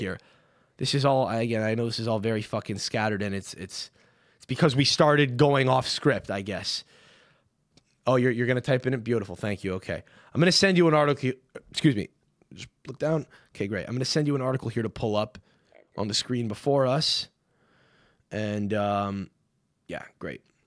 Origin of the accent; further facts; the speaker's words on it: Canada; now in New York, United States; I'm Canadian